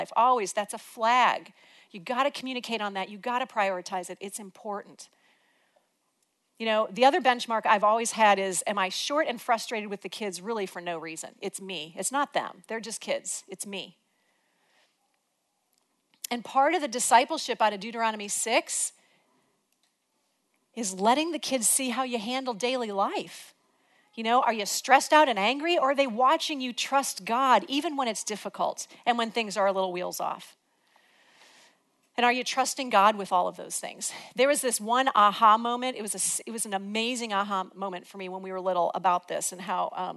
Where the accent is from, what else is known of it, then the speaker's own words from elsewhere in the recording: Illinois, United States; moved away; We're from Illinois